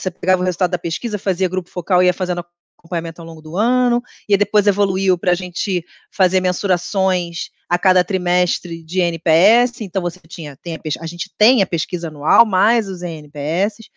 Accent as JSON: {"language": "Portuguese", "region": "Rio de Janeiro", "country": "Brazil", "said": "sou carioca"}